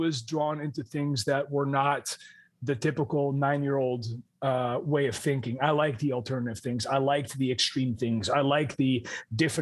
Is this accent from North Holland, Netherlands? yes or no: yes; Amsterdam, North Holland, Netherlands; moved away; I grew up in Amsterdam, the Netherlands